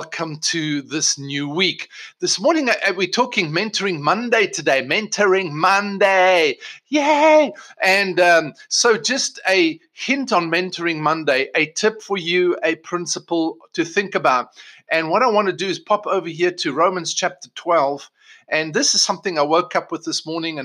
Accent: South Africa; moved away as an adult; also born or lived in England; now in United States; Michelle and I were both born in South Africa, born and bred in South Africa.

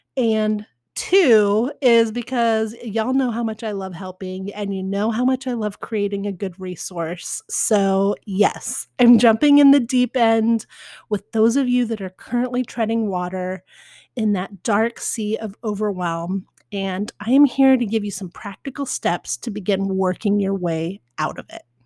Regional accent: Spokane, Washington, United States; now in Portland, United States; I was born in Spokane

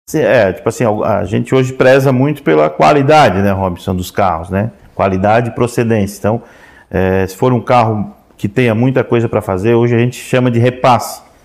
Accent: Orleans, Santa Catarina, Brazil; eu nasci na Serraria, que é o interior, dá uns 7 quilômetros aqui de, de Orleans

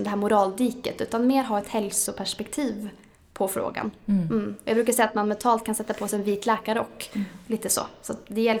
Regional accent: Norway; now in Sweden; Eh, men jag tycker väl ändå att Sverige, då, jag är ursprungligen från Norge

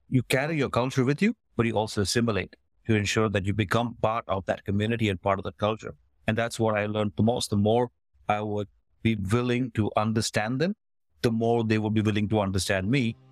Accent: Kuwait; moved away as an adult; also born or lived in Cyprus / United States; now in Canada; Was born and brought up in the Middle East, in Kuwait, but we are of Indian descent

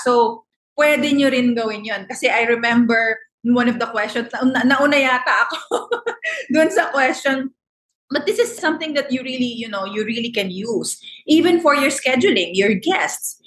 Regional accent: Philippines; because we're Filipino

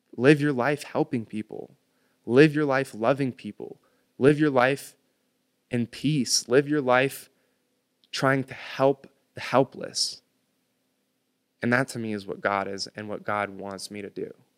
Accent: United States; I was born on American soil

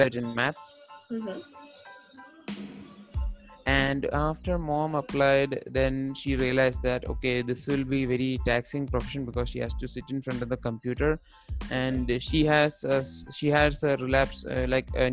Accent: Kerala, India; also born or lived in Qatar; I'm from Kerala.

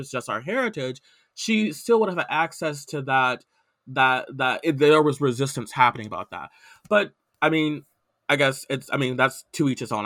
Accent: the South, United States; I grew up in the South

